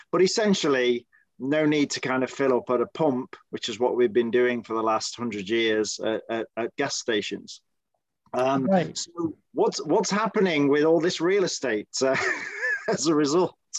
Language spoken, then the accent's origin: English; United Kingdom; now in United States; speaking as a Brit, and of course, I grew up with the BBC as our main kind of media channel